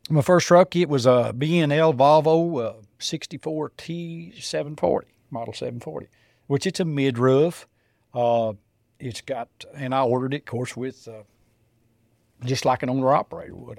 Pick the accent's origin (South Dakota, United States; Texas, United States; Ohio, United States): Texas, United States; south of Lubbock, West; I grew up in West Texas, uh, just south of Lubbock, uh, in a farming community